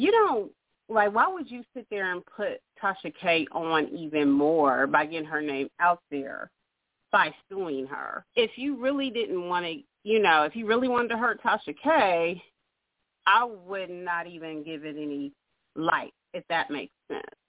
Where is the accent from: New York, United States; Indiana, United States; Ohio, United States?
Ohio, United States; Dayton; my hometown, Dayton, Ohio